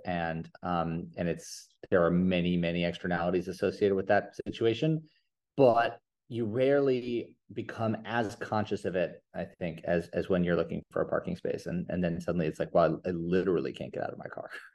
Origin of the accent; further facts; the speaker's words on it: New York, United States; I grew up in New York